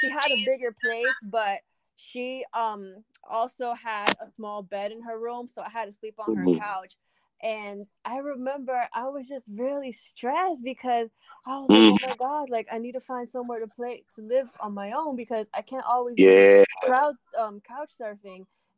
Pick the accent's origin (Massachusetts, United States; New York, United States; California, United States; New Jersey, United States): New York, United States; I'm not Brazilian at all. Mm-hmm. I am from New York